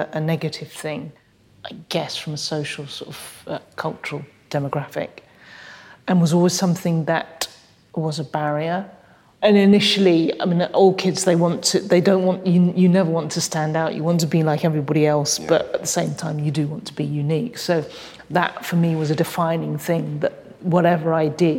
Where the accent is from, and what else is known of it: United Kingdom; born or raised there; first language English; also born or lived in Hong Kong